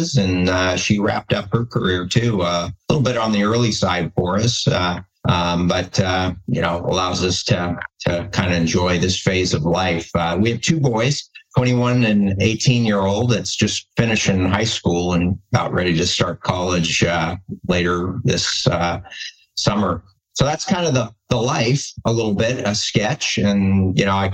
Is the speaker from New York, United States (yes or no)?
no; San Francisco Bay Area, California, United States; moved away as an adult; now in Seattle area, United States; I grew up in the San Francisco Bay Area, really, just a little bit east of the Oakland area and Tri-Valley region